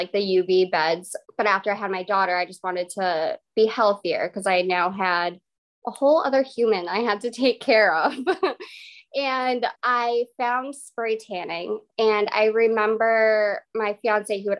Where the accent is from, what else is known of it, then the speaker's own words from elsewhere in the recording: Massachusetts, United States; I am from Massachusetts